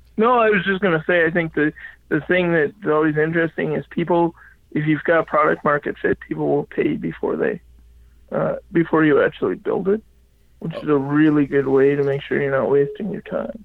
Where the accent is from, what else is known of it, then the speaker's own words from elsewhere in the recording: Regina, Saskatchewan, Canada; moved away as an adult; also born or lived in Halifax, Nova Scotia; I grew up in Regina, Saskatchewan. Okay. I was born and raised there